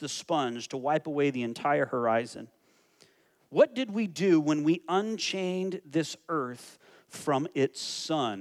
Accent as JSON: {"language": "English", "town": "Phoenix", "region": "Arizona", "country": "United States", "moved": "yes", "lives_now": "Toronto, Canada", "said": "I'm from Phoenix, and my parents live there, and family lives there"}